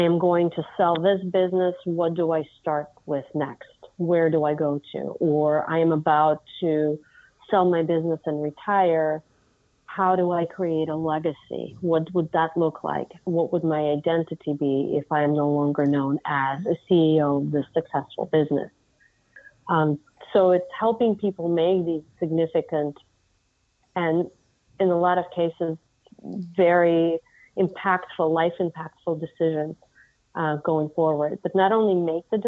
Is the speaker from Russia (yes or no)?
yes; Russia; now in United States; I was actually born and raised in Russia. And my family has been in the U.S. for over 30 years now